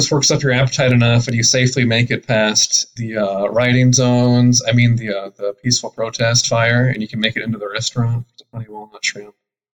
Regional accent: Portland, Oregon, United States; moved away as an adult; also born or lived in Seattle, Washington; I've lived in both Seattle and Portland. I'm from Portland, Oregon.

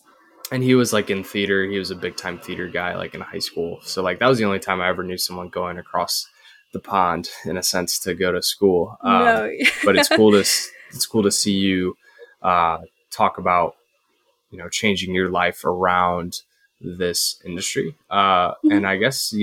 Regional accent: Midwest, United States; I'm a Midwest guy

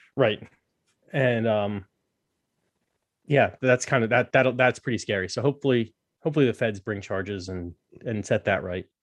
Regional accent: United States; as an American

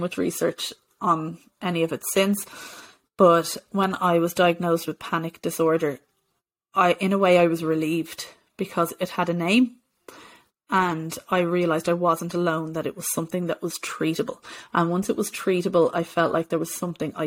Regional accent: Bray, County Wicklow, Ireland; I was living at home with my parents in Bray

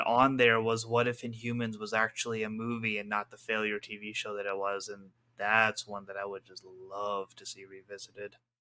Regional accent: Pakistan; as a Pakistani

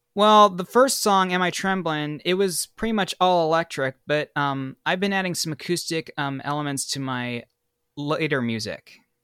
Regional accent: Bay Area, California, United States; moved away as an adult; also born or lived in Sacramento; now in Los Angeles, United States; I was born in Sacramento, and then I'm originally from the Bay Area, but I moved to Los Angeles in two thousand fourteen to pursue my career

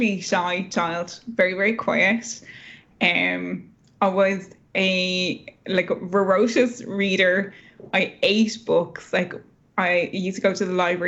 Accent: Dublin, Leinster, Ireland; also born or lived in rural Ireland; So I grew up in Dublin, but we moved as a family out to the countryside when I was about 11 or 12 years old, into a really remote part of the Irish countryside.

